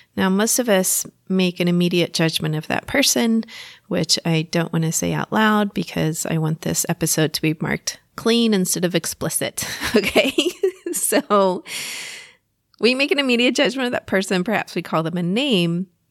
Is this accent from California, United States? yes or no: no; Texas, United States; accent: Texas; my Texas accent is coming out